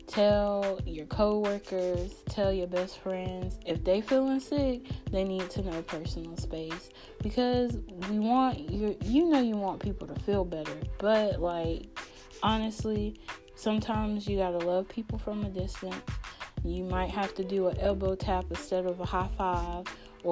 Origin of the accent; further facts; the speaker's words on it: North Carolina, United States; I'm actually from North Carolina, so being from North Carolina, we get like crazy weather all the time